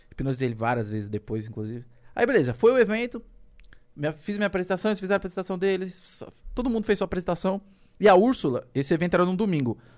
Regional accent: Rio de Janeiro, Brazil; Eu moro aqui, eu sou do Rio. Pode confiar em mim.

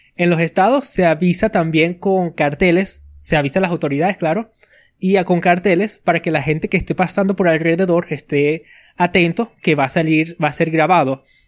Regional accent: Venezuela; soy de Venezuela, nací por aquí y he pasado toda mi vida por aquí

